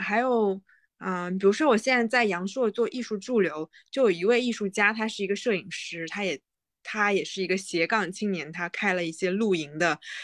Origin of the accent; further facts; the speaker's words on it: along the Yangtze River, Jiangnan, China; moved away; 我是江南人，长江边长大